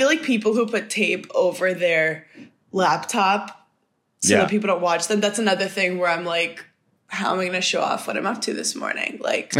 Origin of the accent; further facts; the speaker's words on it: New York City, New York, United States; moved away as an adult; also born or lived in Madison, Wisconsin; I grew up in Park Slope, Brooklyn, which is known to be like atheist and reformed Jews.